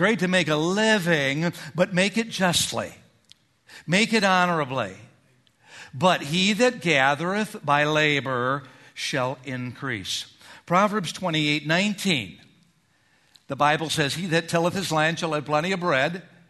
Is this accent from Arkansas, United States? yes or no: no; Minnesota, United States; moved away; I grew up in Minnesota